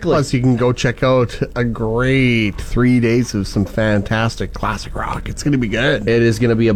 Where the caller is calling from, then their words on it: Yorkton, Saskatchewan, Canada; From Yorkton.